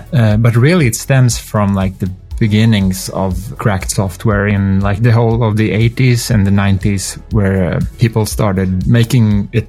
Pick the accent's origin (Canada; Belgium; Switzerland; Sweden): Sweden; accent: Swedish; that's just my Swedish accent.